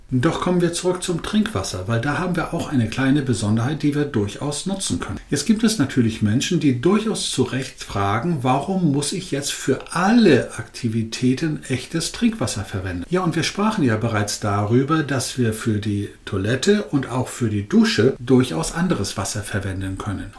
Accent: Northern Germany, Germany; Als Norddeutscher

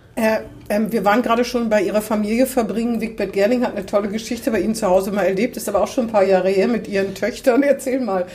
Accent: Hannover, Lower Saxony, Germany; Ich bin auch in Hannover geboren.

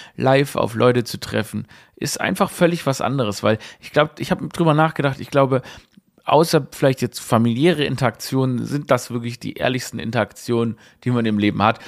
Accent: Germany; wir als Deutsche

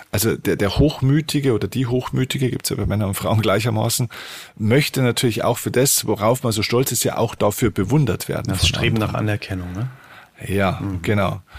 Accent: Bavaria, Germany; hey, ich komme aus Bayern, ich liebe Bayern. Aber bin ich stolz auf Bayern? Nein, aber ich komme gern aus Bayern und ich liebe dieses Land.

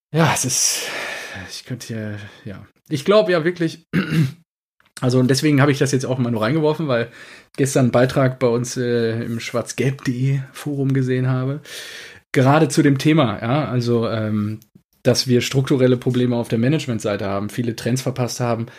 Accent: Cappenberg, North Rhine-Westphalia, Germany; Kappenberger Tröpfchen äh, aus meinem Heimatort

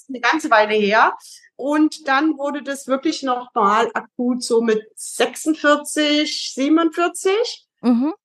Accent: East Germany, Germany; moved away as an adult; also born or lived in Heidelberg; now in Frankfurt, Germany; erstmal komme ich aus dem Osten, bin ein Kind des Ostens. Mhm. Habe 27 Jahre bis zum Mauerfall dort gewohnt

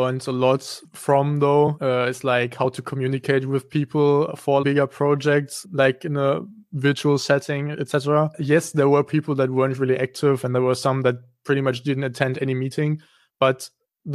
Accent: Kleve, North Rhine-Westphalia, Germany; I actually come from Kleve. So I went to school here and I grew up in Kleve.

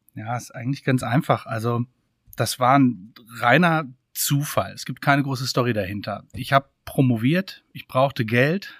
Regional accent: Freiburg im Breisgau, Baden-Württemberg, Germany; Ich komme ursprünglich aus Freiburg, Freiburg im Breisgau.

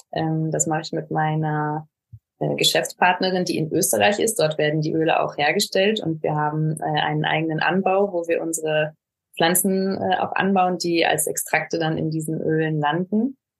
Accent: Ruhr area, North Rhine-Westphalia, Germany; moved away as an adult; now in Barcelona, Spain; gebürtig auch aus Nordrhein-Westfalen, aus dem schönen Ruhrgebiet

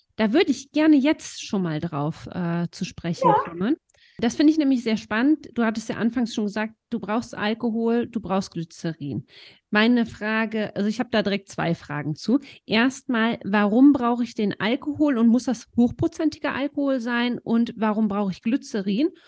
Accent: Eifel, Germany; bei uns in der Eifel

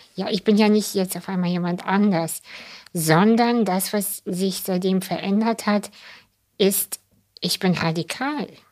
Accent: Kazakhstan; moved away; ich bin ja in Kasachstan geboren

